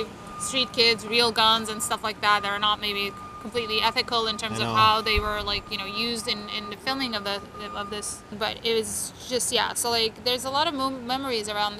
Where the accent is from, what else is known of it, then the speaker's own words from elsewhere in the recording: Istanbul, Turkey; moved away as an adult; also born or lived in New Orleans / Los Angeles; now in New York, United States; I grew up in Istanbul